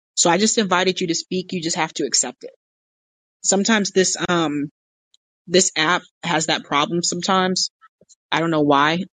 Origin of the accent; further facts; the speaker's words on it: United States; I was born in America